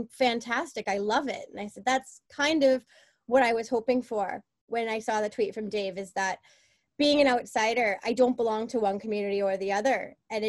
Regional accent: Boston, Massachusetts, United States; moved away as an adult; now in Belfast, United Kingdom; I'm from Boston

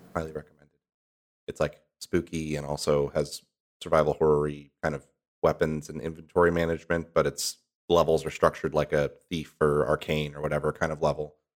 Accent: Midwest, United States; moved away; I'm from the Midwest

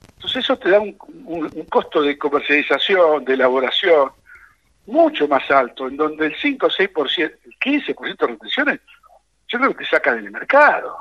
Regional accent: Argentina; nosotros como argentinos

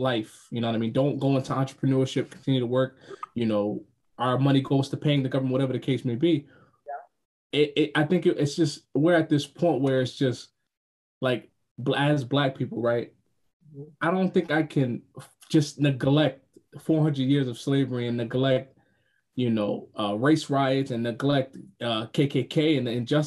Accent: Spring Valley, New York, United States; moved away; I'm from New York. I'm from Spring Valley, New York, right? Every time I always go back, because I still got family there

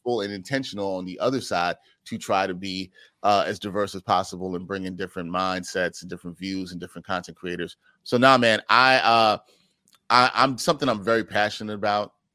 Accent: New York City, New York, United States; I am from the Great Borough of Brooklyn, New York City, Big Apple

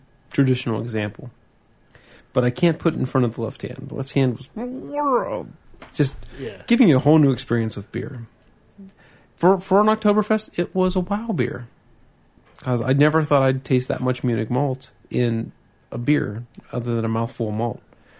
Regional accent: Australia; especially as I'm an Australian, and compared to the swill I drink called Victoria Bitter back home, Rhines isn't that bad.

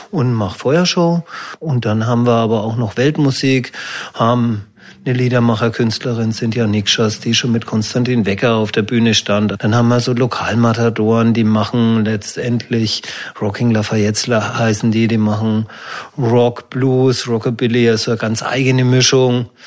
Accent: Fürth, Bavaria, Germany; Und da ist mir meine Heimatstadt Fürth eingefallen.

